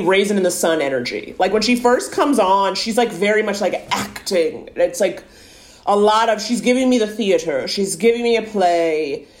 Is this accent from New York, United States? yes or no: yes; New York, United States; I grew up in New York, dating in New York